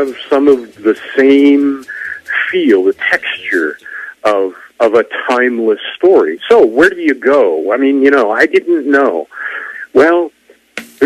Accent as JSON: {"language": "English", "region": "Wyoming", "country": "United States", "said": "I'm a kid from Wyoming"}